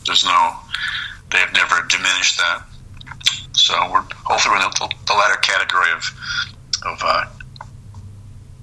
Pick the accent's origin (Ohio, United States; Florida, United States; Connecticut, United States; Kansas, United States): Connecticut, United States; I'm from Connecticut